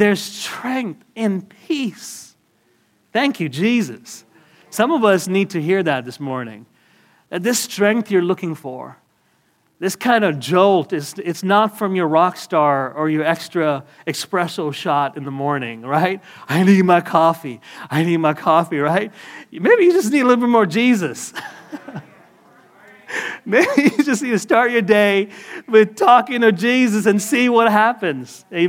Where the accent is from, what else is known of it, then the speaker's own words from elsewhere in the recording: Canada; I got my green card. Everybody relax. You know? I'm Canadian, right?